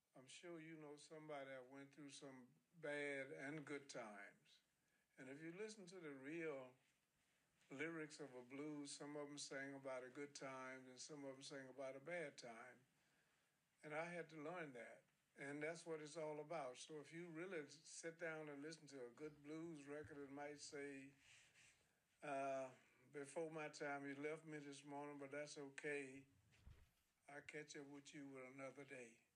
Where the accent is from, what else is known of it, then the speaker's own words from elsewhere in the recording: Louisiana, United States; I'm from Louisiana